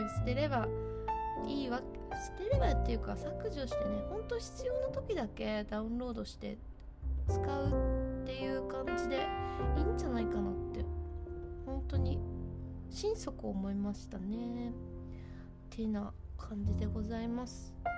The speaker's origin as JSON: {"language": "Japanese", "region": "Hokkaido", "country": "Japan", "tie": "born or raised there", "said": "やっぱ北海道だからどさんこだからですかね"}